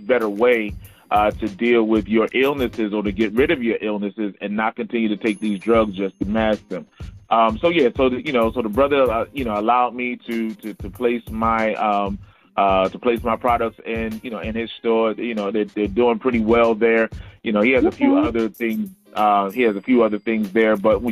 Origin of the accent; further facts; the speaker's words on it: Philadelphia, Pennsylvania, United States; also born or lived in South Carolina; now in Columbia, South Carolina, United States; I don't have a twang, so I'm originally from Philadelphia